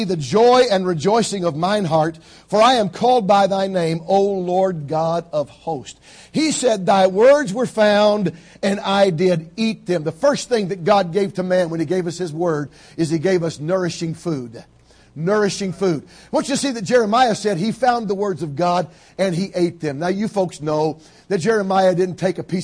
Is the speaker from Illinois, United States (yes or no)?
no; Georgia, United States; I grew up in Georgia, down south, where when I grew up, we all had gardens